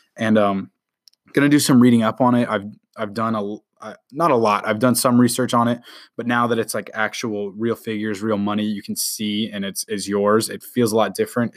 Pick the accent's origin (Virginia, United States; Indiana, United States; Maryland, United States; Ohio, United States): Indiana, United States; Indianapolis; moved away; also born or lived in Houston; I was born in Indianapolis.